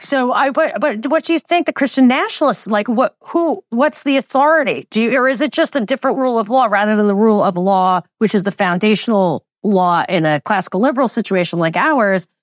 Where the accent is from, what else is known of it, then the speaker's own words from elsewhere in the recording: New York, United States; I grew up in New York in the most Jewish county